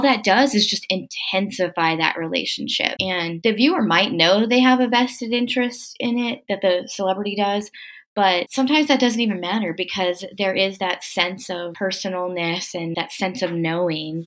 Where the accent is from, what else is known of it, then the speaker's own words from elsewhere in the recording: Corpus Christi, Texas, United States; I'm from Corpus Christi, Texas. That's the hometown of …. Um, and when … died, I was in high school